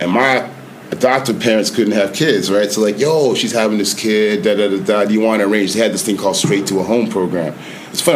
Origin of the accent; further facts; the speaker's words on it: Toronto, Ontario, Canada; also born or lived in New York; I was born and raised in Toronto.